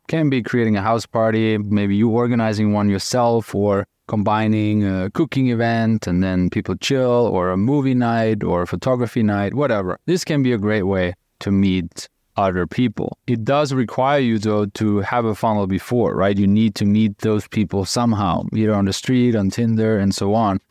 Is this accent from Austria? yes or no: yes; Austria; I'm from Austria, German speaking